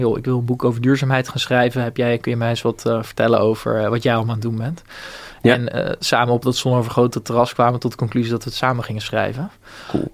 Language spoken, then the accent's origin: Dutch; Bunnik, Utrecht, Netherlands; moved away as an adult; also born or lived in Rotterdam; ik kom uit Bunnik, dat is vlakbij Renau in de Kromme Rijn.